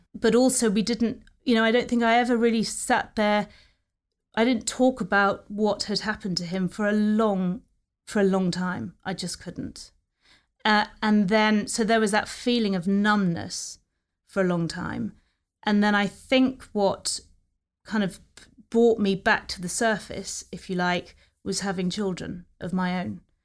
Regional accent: New Forest, South East England, United Kingdom; also born or lived in London; we were all brought up together in the New Forest. had a very happy childhood down there.

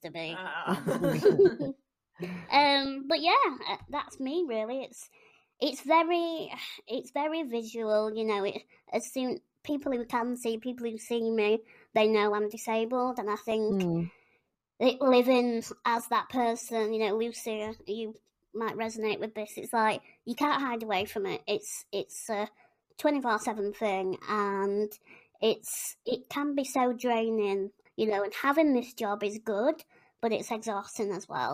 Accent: Yorkshire and the Humber, United Kingdom; I'm from West Yorkshire. Don't know if you can tell by my accent

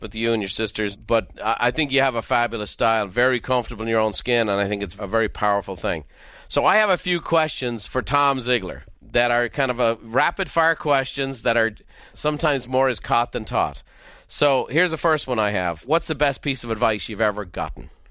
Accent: Ireland; growing up in Ireland

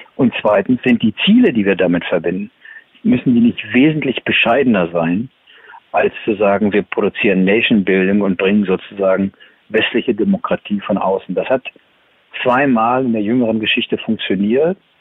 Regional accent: Germany; als Deutsche

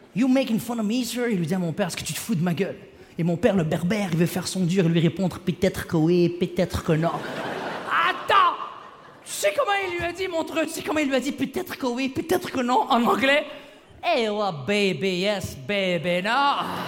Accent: Quebec, Canada; québécois d'origine marocaine

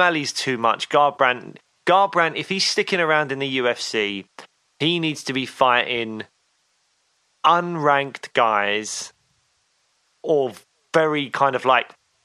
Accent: United Kingdom; Being a Brit

